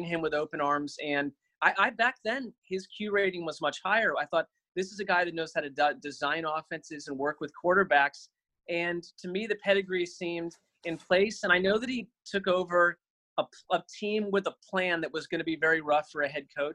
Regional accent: Connecticut, United States; I grew up in Connecticut

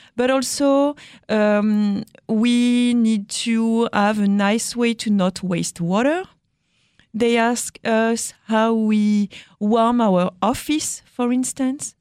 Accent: France; accent: French; English is a second language; my French accent

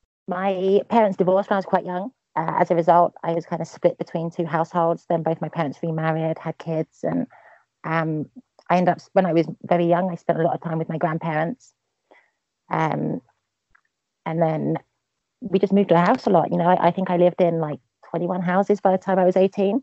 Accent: East of England, United Kingdom; also born or lived in Milton Keynes; I moved around quite a lot. But I grew up mainly about an hour north of central London. Just outside the big M25 ring road that goes out. So it's kind of more country, kind of small town kind of thing.

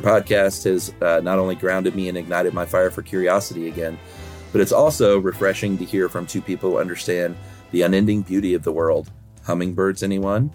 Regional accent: United States; as an American

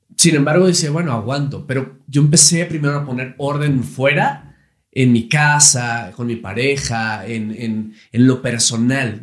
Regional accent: Monterrey, Nuevo León, Mexico; Empecé muy niño conduciendo un programa infantil en Televisa Monterrey. Yo soy de Monterrey, Nuevo León

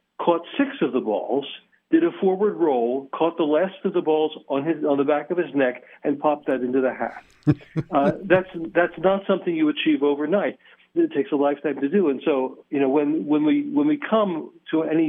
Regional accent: Philadelphia, Pennsylvania, United States; now in Las Vegas, United States; I come from Philadelphia

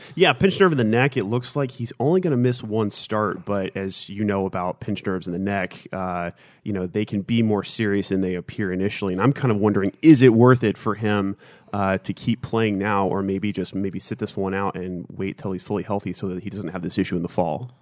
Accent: Houston, Texas, United States; Growing up in Houston

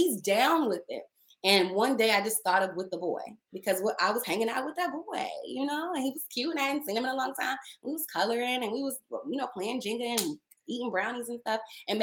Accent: Dallas, Texas, United States; also born or lived in Maryland; now in Los Angeles, United States

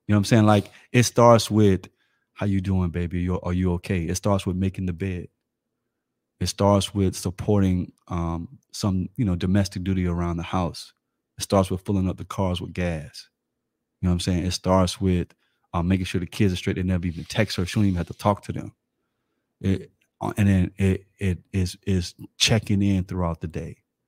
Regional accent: Florida, United States; I'm from Florida.

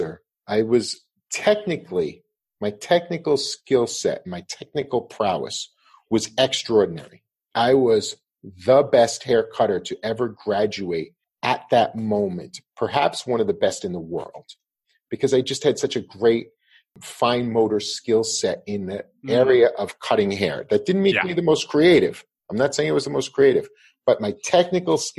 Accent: Levittown, New York, United States; I grew up in Levittown

